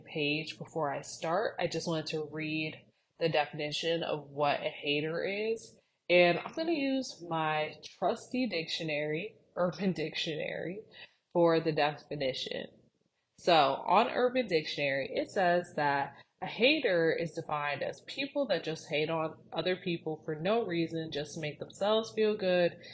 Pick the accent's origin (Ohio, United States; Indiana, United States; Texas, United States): Ohio, United States; Cleveland; moved away; we are from Cleveland, Ohio.